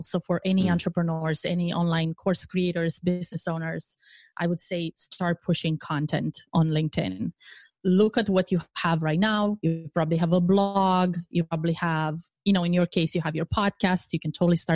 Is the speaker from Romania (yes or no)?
yes; Romania; moved away as an adult; now in United States; I am originally from Romania